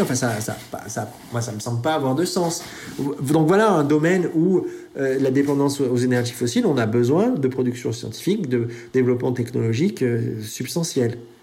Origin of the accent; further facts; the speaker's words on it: France; chez nous en France